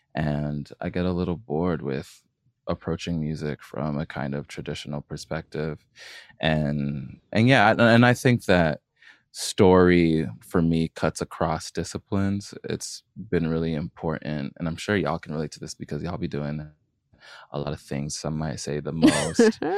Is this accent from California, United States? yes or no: yes; California, United States; as a kid growing up in California